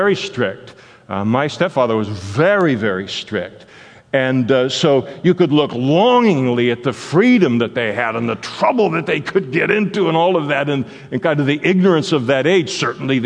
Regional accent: Henderson, Nevada, United States; I was born in Henderson, Nevada

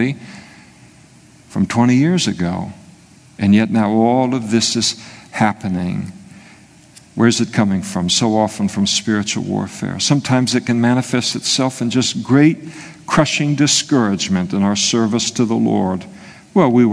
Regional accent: Scotland, United Kingdom; I'm a Scot

